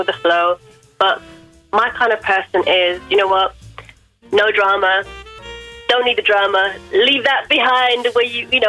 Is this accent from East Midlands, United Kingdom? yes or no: no; London, United Kingdom; I'm from Wembley in London